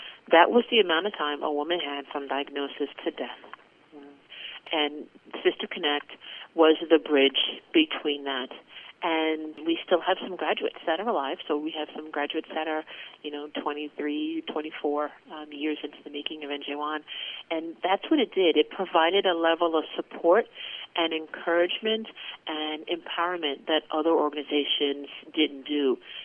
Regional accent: New York, United States; I was born and raised in New York

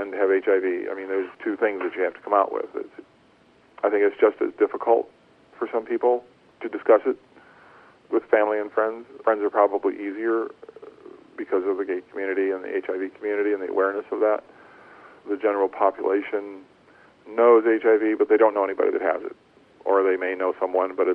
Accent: rural northwest Ohio, United States; I grew up in a small town in rural Ohio, in northwest Ohio, just about 30 miles south of Toledo

